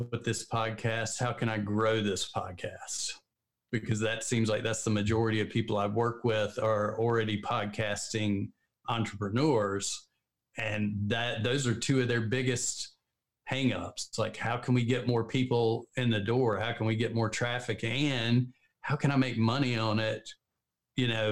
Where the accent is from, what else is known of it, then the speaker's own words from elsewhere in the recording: the South, United States; We're both from the South. So we talk a little slow